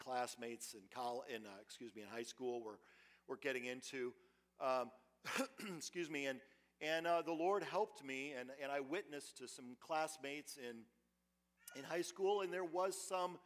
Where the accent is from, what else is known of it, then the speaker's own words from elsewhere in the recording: Western Michigan, United States; moved away; I grew up in Western Michigan